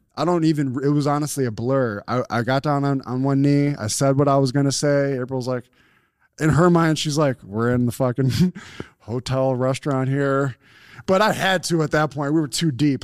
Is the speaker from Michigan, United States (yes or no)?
no; Buffalo, New York, United States; we're from Buffalo